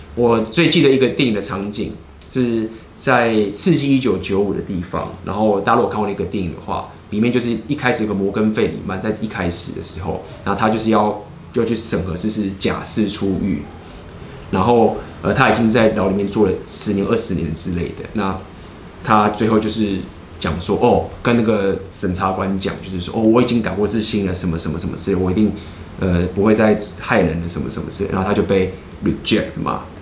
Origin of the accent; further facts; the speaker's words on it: Taiwan; 我是台湾人